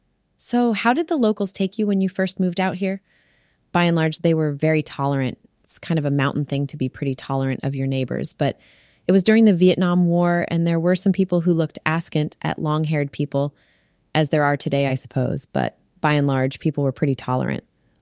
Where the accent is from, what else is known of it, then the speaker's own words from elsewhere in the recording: Detroit, Michigan, United States; also born or lived in Borneo; now in North Carolina, United States; I grew up in Detroit. My family moved is what got me into North Carolina.